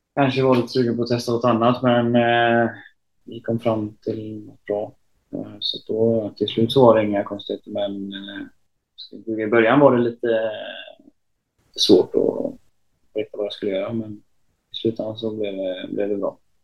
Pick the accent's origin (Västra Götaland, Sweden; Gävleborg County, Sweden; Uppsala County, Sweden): Västra Götaland, Sweden; Uddevalla; hem till, till Uddevalla där jag är ifrån.